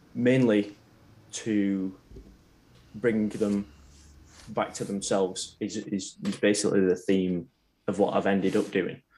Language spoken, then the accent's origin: English; Preston, North West England, United Kingdom; a place called Preston. It's about half an hour from Manchester